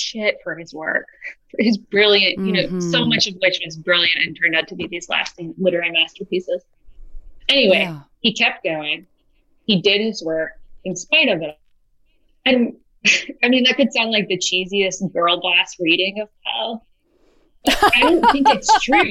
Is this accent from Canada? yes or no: no; Richmond, Virginia, United States; I grew up in Richmond, which is, in a sense, Poe's hometown, too